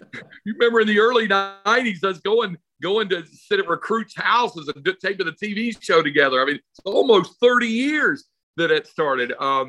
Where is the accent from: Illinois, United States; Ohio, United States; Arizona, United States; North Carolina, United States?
North Carolina, United States; moved away as an adult; now in Texas, United States; I grew up in North Carolina, but when I came out to Texas at age 18, I saw how different it was here.